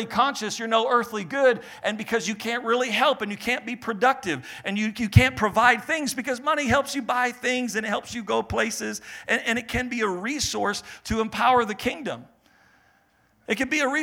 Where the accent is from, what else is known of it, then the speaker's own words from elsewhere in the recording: Maine, United States; I was born in Maine. We're from the East Coast